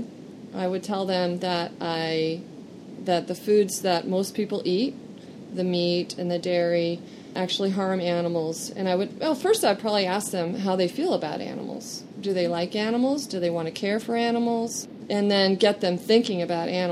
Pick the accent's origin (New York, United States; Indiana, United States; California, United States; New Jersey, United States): California, United States; Encinitas; also born or lived in Idaho; I was raised in Encinitas, California, by an engineer